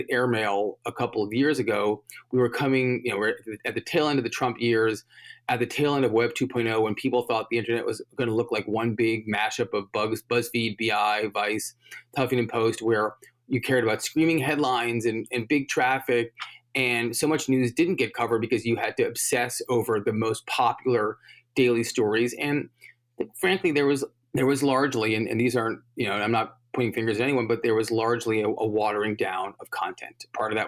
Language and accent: English; New York City, New York, United States; I grew up in New York, and I went to college in New York